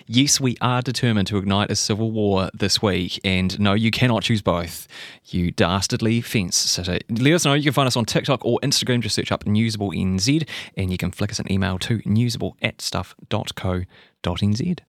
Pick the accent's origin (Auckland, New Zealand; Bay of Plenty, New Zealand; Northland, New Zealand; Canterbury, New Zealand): Canterbury, New Zealand; Christchurch; I'm from Christchurch, and I, I remember in the aftermath of the, the, the earthquake in twenty eleven